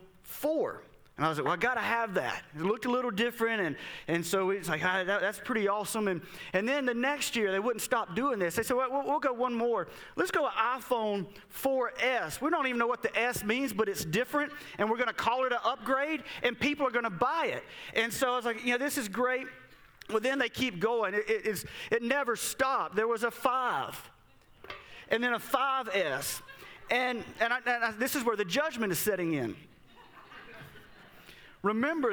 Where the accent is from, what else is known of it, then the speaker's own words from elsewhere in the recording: Southern Mississippi, United States; This is where I grew up in Southern Mississippi